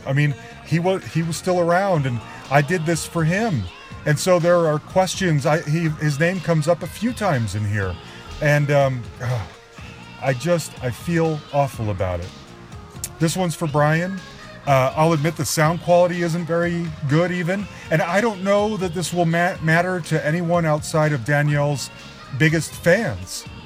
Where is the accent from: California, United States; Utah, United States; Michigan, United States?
Utah, United States; Salt Lake City; moved away; we're both from Salt Lake City